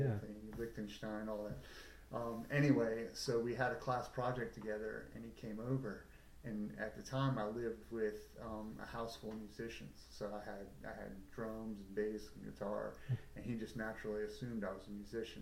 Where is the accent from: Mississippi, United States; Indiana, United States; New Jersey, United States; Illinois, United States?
New Jersey, United States; moved away; also born or lived in New York City; I'm from North Jersey